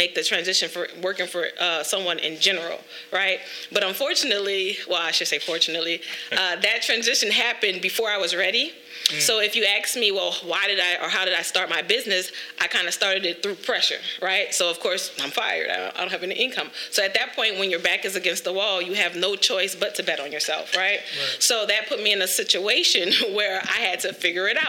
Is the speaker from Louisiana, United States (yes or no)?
yes; New Orleans, Louisiana, United States; moved away as an adult; now in Dallas, United States; I am originally from New Orleans. I do reside in Dallas.